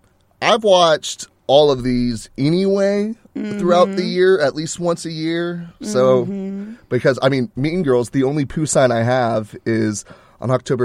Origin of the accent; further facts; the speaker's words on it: United States; I guess it's because I'm American